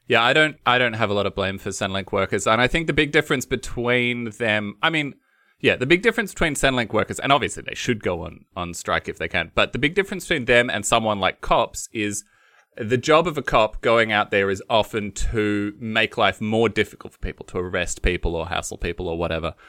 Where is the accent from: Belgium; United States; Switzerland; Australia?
Australia; Western Victoria; I come from Western Victoria, so there's no fruit